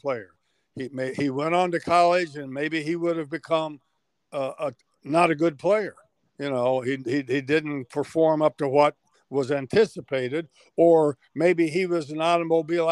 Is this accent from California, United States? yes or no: no; Middletown, Ohio, United States; my hometown of Middletown, Ohio, was only 30 miles away from Cincinnati